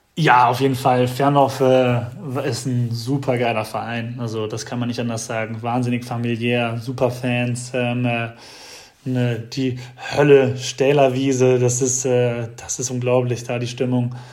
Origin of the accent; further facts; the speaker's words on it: Heidelberg, Baden-Württemberg, Germany; neben Heidelberg ist, wo ich herkomme